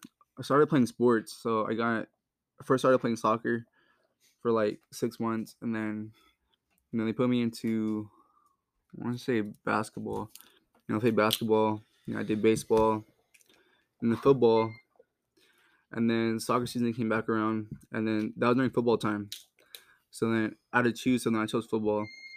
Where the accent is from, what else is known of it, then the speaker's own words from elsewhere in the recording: Fontana, California, United States; Yeah, so, I was born in Fontana, California. Grew up there.